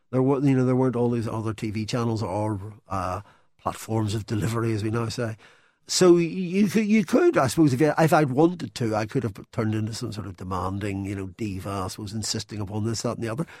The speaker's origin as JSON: {"language": "English", "town": "Belfast", "region": "Northern Ireland", "country": "United Kingdom", "tie": "born or raised there", "also_born_or_lived": "London", "moved": "as an adult", "said": "I grew up in Belfast"}